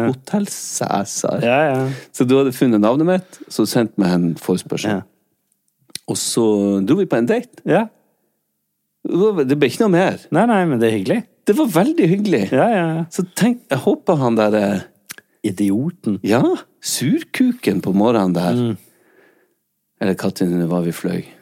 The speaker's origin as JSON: {"language": "Norwegian", "town": "Bergen", "region": "Vestland", "country": "Norway", "said": "Jeg er ikke fra Norge, jeg er ja, fra Bergen."}